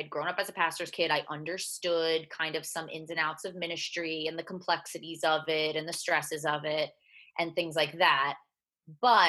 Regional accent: New Jersey, United States; I grew up in New Jersey

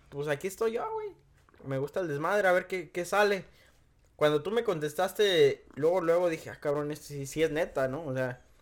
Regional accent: Michoacán, Mexico; moved away; Yo soy de Michoacán

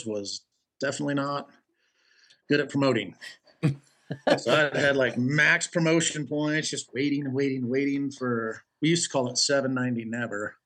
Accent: Kingman, Arizona, United States; also born or lived in Phoenix, Arizona; I was born in Phoenix, raised in Kingman

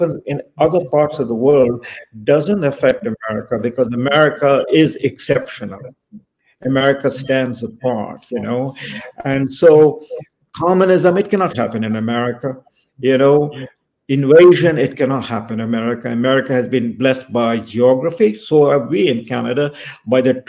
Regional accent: India; I was born in India in the 1950s.

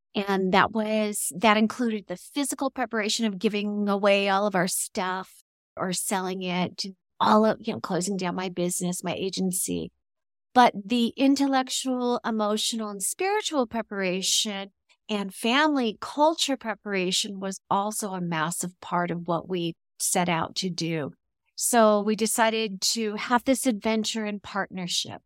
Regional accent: California, United States; moved away as an adult; now in Mexico; we're from California

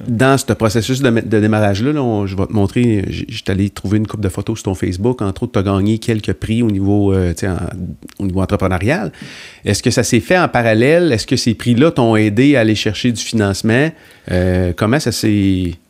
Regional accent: Sainte-Agnès-de-Bellecombe, Quebec, Canada; je viens de Sainte-Agnès-de-Bellecombe

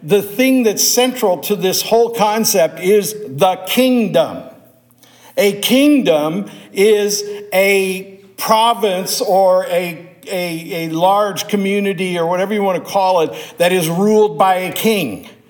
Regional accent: United States; I was born here in America

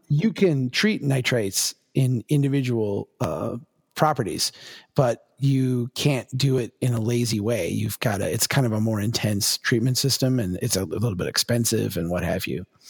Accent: Minnesota, United States; as a Minnesotan

